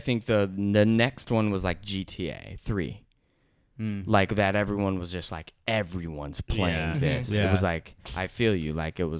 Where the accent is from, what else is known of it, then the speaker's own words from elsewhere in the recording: Seattle, Washington, United States; moved away; I grew up in South Seattle in Seattle, and Beacon Hill is a predominantly like it's a very diverse neighborhood, and actually known for its diversity, but it's like predominantly like Asian and Black, and then there's like everything.